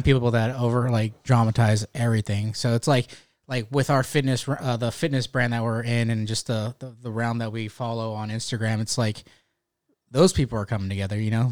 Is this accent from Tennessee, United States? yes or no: no; Stockton, California, United States; moved away as an adult; now in North Carolina, United States; I'm from Northern California, Stockton.